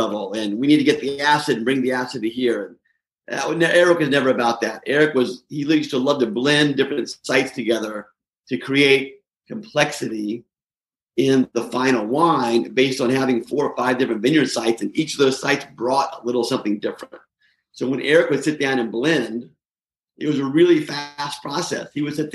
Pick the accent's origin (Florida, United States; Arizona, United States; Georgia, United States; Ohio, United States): Georgia, United States; Atlanta; moved away as an adult; also born or lived in Seattle, Washington; now in Walla Walla, United States; I grew up in Atlanta, Georgia, and so I went back home when I got out of the Navy